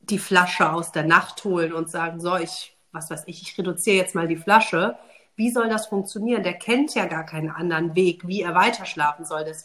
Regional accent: Cologne, North Rhine-Westphalia, Germany; ich bin 37, ich komme aus Köln, zwei kleine Kids

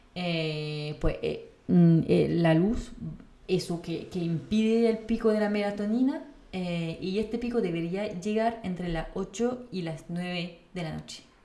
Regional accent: France; moved away; como francesa

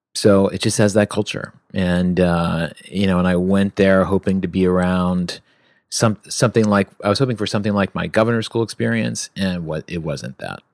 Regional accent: Virginia, United States; also born or lived in New York; now in Los Angeles, United States; growing up in Virginia

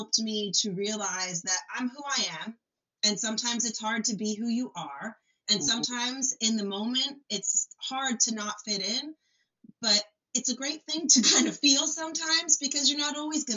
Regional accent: Trenton, New Jersey, United States; also born or lived in Hopewell, New Jersey; I grew up in Trenton, New Jersey, an Italian-American community

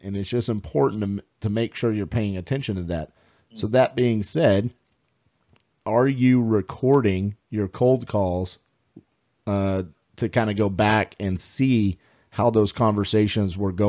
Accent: Southern United States, United States; accent: Southern; my Southern accent

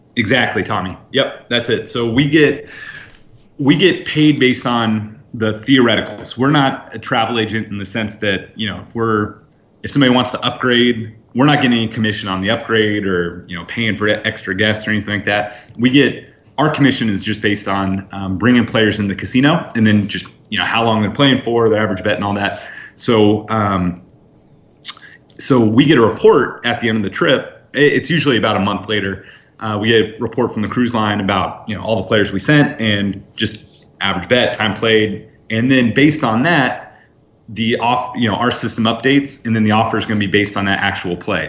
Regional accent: Northern California, United States; I grew up in Northern California

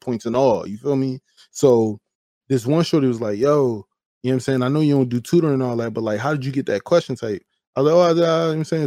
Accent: Chester, Pennsylvania, United States; I'm not from Philly, I'm from Chester, right? So we got our own style, we, we wear what we want, we talk how we talk

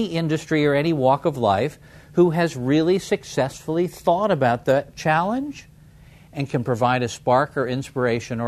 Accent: San Francisco, California, United States; my hometown of San Francisco

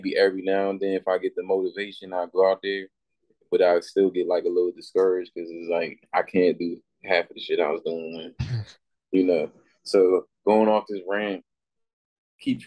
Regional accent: Washington, District of Columbia, United States; also born or lived in Virginia / Maryland; I definitely grew up in like DC longer as far as like going to elementary school, middle school, and high school.

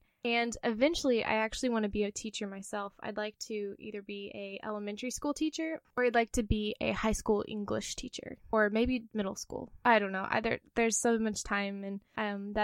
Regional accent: Missouri, United States; moved away as an adult; now in Pensacola, United States; I'm originally from Missouri

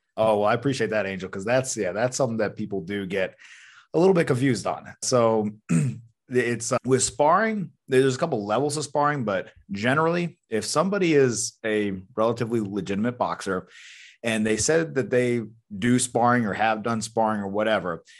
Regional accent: Athens, Georgia, United States; I was born in the South in North Georgia, Athens, Georgia, to be precise, and just raised fairly normal

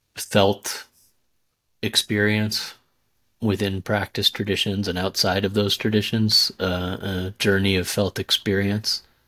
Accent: Southwest, United States; moved away; also born or lived in India; growing up in the Southwest

